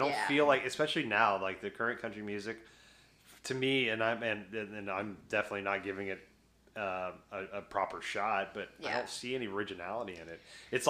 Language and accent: English; the South, United States; I grew up in the South. I understand that.